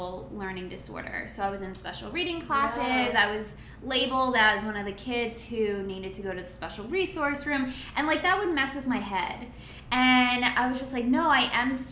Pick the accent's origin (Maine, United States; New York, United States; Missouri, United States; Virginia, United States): New York, United States; Long Island; moved away as an adult; I'm originally from Long Island, New York.